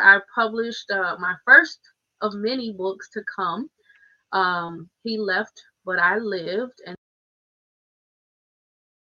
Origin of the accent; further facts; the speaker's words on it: Muskegon, Michigan, United States; I'm born and raised in Muskegon, Michigan. Been here my whole life